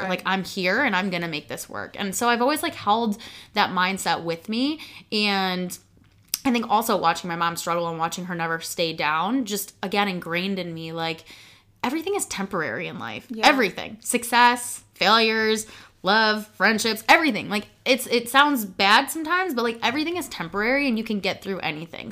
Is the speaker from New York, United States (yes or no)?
no; Chicago, Illinois, United States; i was in that entire i would say broadcast stage in chicago